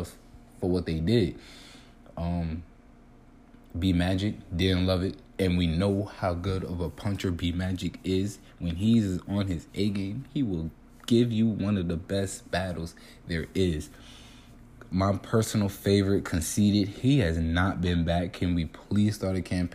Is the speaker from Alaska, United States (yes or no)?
no; New York City, New York, United States; I'm from Brooklyn.